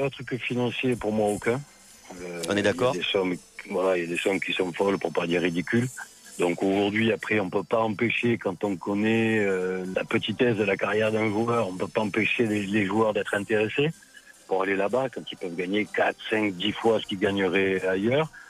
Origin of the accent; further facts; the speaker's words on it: France; en tant que Français et en tant qu'agent français